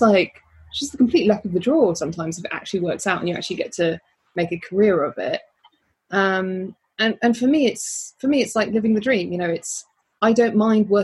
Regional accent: Birmingham, West Midlands, United Kingdom; I'm from Birmingham.

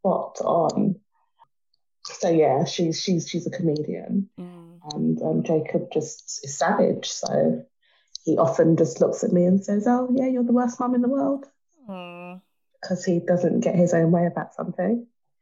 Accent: Jamaica; I'm Jamaican.

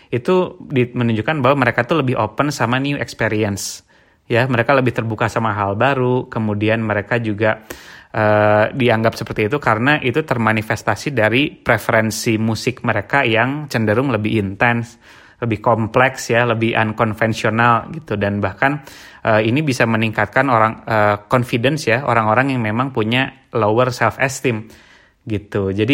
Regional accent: Bandung, West Java, Indonesia; jadi kebetulan gue tuh uh, dari kecil tuh di Bandung ya dan memang cukup banyak terekspos dengan band-band

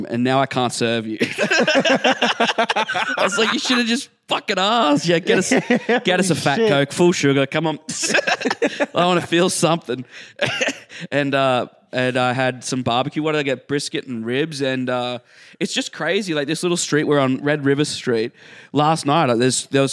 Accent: Australia

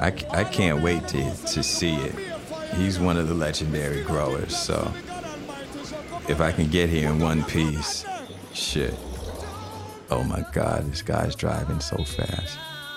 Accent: New York, United States; I'm from New York. Thank you.

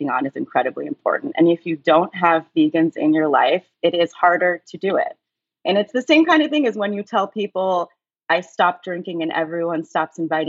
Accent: Seattle, Washington, United States; growing up in Seattle, it was not so uncommon to run across families that are vegan, vegetarian

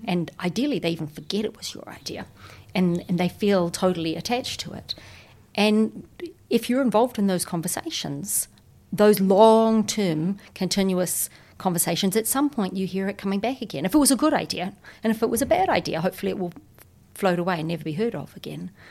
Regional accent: New Zealand; I'm a New Zealander

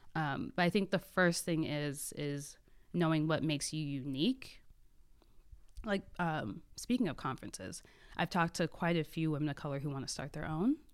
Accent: Adelphi, Maryland, United States; also born or lived in Waldorf, Maryland; the first ten years were in Adelphi

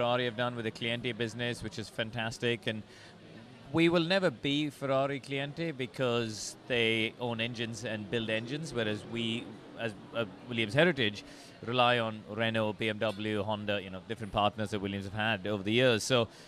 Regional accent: India; moved away as an adult; also born or lived in England; I grew up in India. I only moved to England in 2002 to race at Formula 3

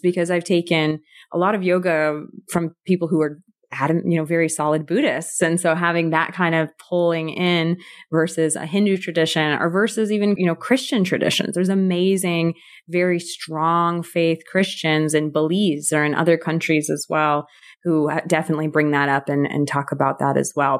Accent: California, United States; I'm from the U S, I'm from California

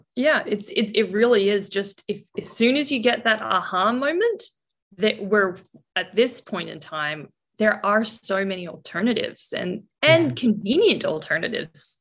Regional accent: Norfolk Island; when you are raised in a really remote setting, and that's I, I was born there

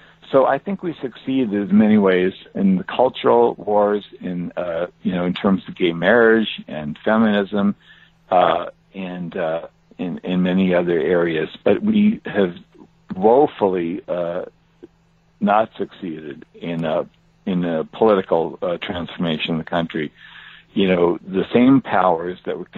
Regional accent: Los Angeles, California, United States; I grew up in Los Angeles.

